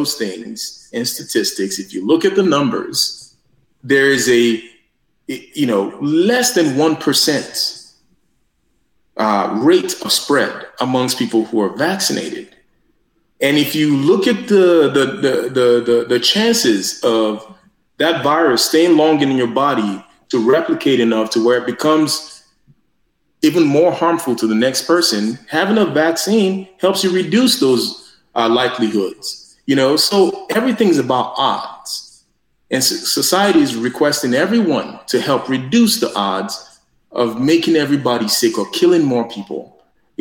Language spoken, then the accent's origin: English; Nigeria; moved away; I grew up in Nigeria